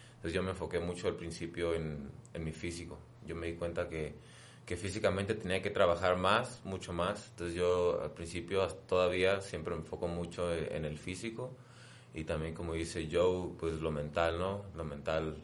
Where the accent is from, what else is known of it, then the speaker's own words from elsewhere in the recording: La Paz, Baja California Sur, Mexico; yo soy de La Paz, Baja California